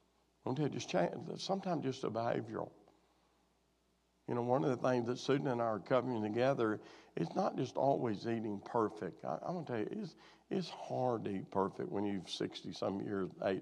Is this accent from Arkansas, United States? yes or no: yes; Arkansas, United States; moved away; my hometown where I was raised, which is a big metropolis of probably less than 300 now